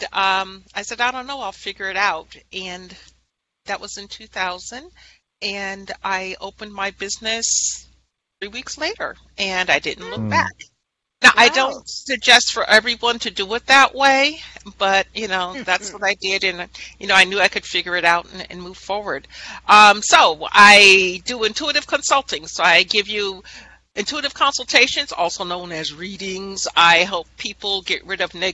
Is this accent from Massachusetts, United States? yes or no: no; Guilderland, New York, United States; I was born and raised in Guilderland, New York